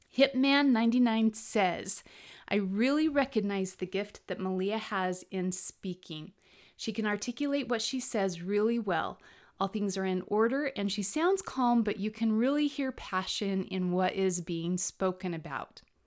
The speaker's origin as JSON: {"language": "English", "country": "United States", "said": "my home country, the United States of America"}